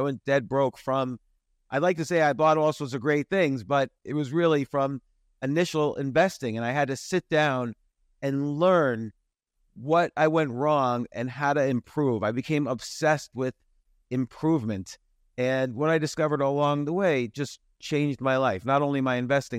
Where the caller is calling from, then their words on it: Georgia, United States; Well, I am about an hour north of a city called Atlanta in the United States.